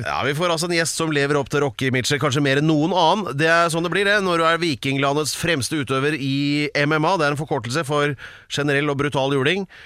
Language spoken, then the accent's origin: Norwegian; Drammen, Buskerud, Norway; jeg har vokst opp i Drammen